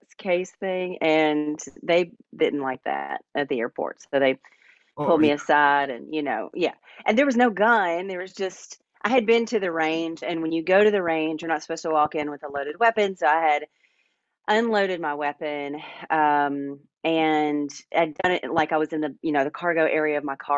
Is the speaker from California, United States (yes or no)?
no; Middle Tennessee, United States; born and raised in Middle Tennessee